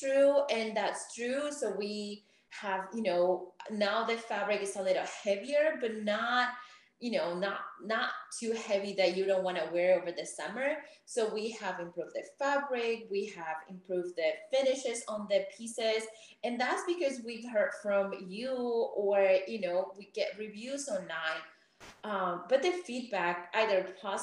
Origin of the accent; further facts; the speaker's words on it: Peru; moved away as an adult; also born or lived in Arizona, United States / New York, United States; now in Atlanta, United States; Growing up in Peru, financial education to girls or women is almost non-existent